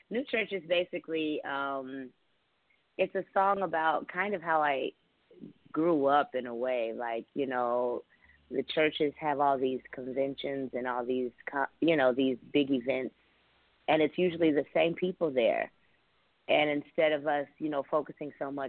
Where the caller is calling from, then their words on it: Los Angeles, California, United States; I'm calling from Los Angeles, California.